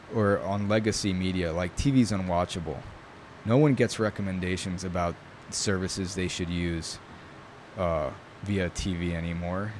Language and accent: English; New York, United States; first language Italian; English is a second language; I grew up in New York.